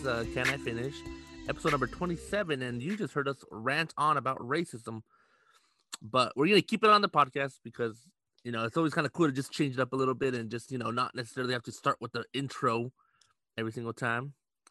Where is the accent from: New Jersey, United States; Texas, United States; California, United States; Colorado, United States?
California, United States; Los Angeles; We're like, oh, we're from LA.